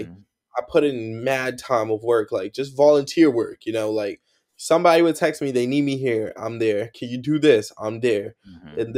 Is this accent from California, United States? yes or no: no; New Jersey, United States; And I'm from Jersey, bro, so it's four hours.